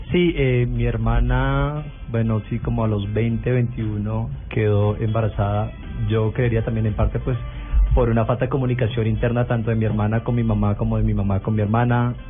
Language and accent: Spanish; Cúcuta, Norte de Santander, Colombia; soy de Cúcuta, una ciudad pequeña